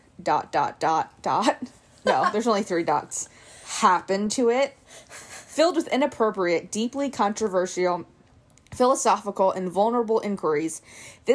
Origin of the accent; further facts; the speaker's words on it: Durham, Pennsylvania, United States; We are recording from Durham. You don't pronounce it that way, though. Durham, Pennsylvania. Durham. In my childhood home, which I am now living in once again.